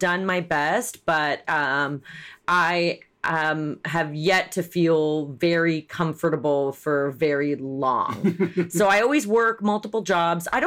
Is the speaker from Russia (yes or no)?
yes; Saint Petersburg, Russia; moved away; Born in Russia